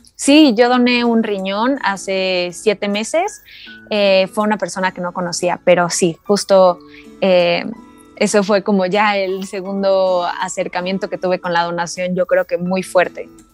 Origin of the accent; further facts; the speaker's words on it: Cuernavaca, Morelos, Mexico; also born or lived in Mexico City; soy de Cuernavaca, pero también estoy entre la Ciudad de México